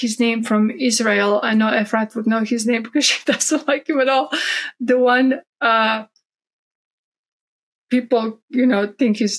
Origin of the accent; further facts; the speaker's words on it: Croatia; now in Texas, United States; I grew up Catholic in Croatia just because that's, you know, what most Croatians are, we're Catholic. And then I came to the States